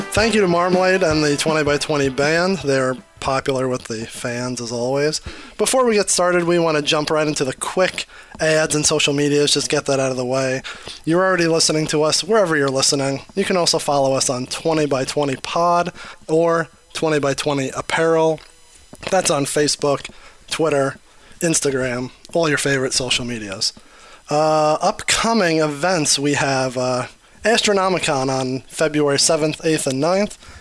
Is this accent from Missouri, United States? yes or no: no; New York, United States; now in Detroit, United States; I'm also originally from New York. Um, been in Detroit for 30 years